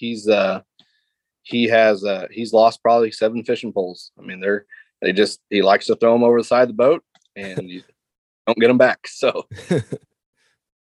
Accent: Lake of the Ozarks, Missouri, United States; I grew up on Lake of the Ozarks

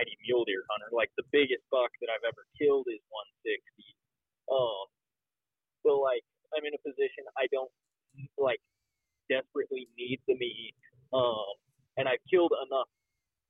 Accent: Colorado, United States; now in Utah, United States; both Caleb and I, we grew up in Colorado together.

